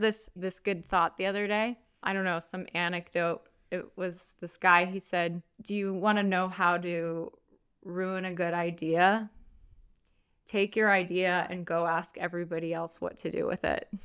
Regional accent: United States; I'm an American

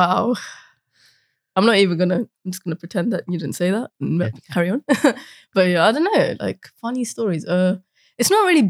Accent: Croydon, London, United Kingdom

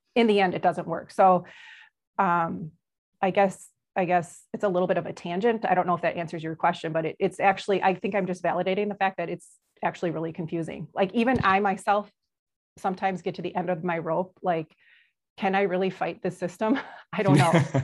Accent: Brookfield, United States; I grew up in Brookfield

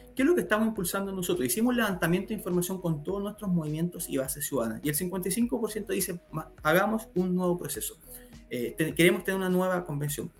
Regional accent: Chile; los chilenos nos están dejando engañar

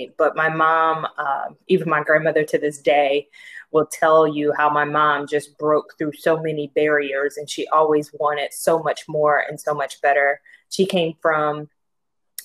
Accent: Texas, United States; will breed and die a Texan

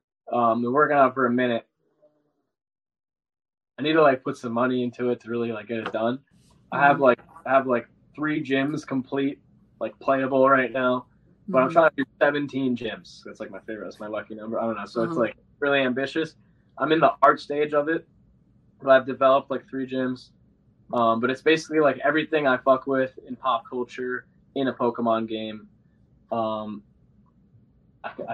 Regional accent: New York, United States; I'm Italian and I'm from New York

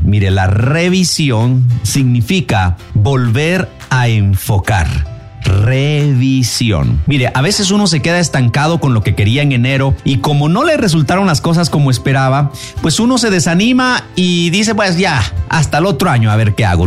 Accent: Guatemala; Somos guatemaltecos

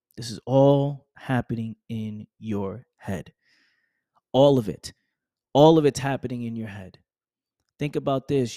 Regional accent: New York, United States; I'm from New York

